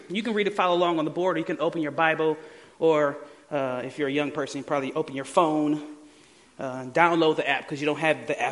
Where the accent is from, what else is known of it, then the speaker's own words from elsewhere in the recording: Detroit, Michigan, United States; I was born and raised in Detroit